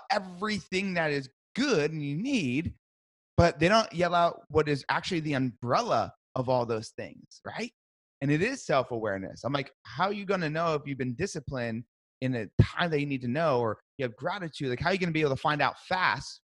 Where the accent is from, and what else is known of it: Brick, New Jersey, United States; born or raised there; moved away as an adult